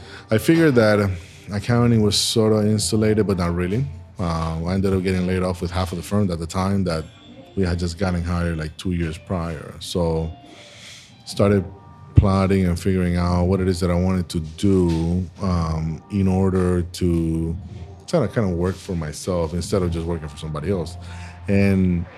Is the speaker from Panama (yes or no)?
yes; Panama; moved away as an adult; now in Tampa, United States; I was born and raised in Panama